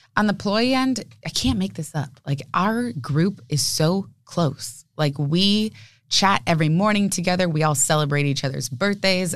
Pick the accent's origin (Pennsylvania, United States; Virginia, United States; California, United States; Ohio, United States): California, United States; San Diego; we're a local family, born and raised in San Diego, me, my parents